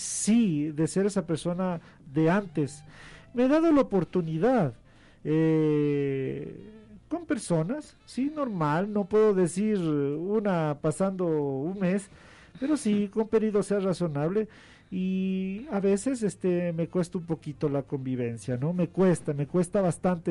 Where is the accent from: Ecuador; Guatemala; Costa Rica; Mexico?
Ecuador; como muchos ecuatorianos